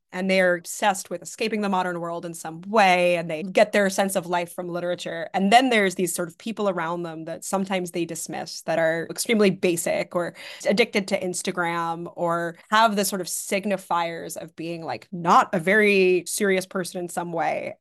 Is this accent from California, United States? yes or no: no; New York City, New York, United States; I grew up in New York City